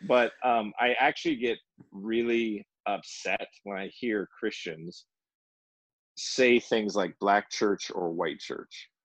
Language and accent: English; United States; I'm American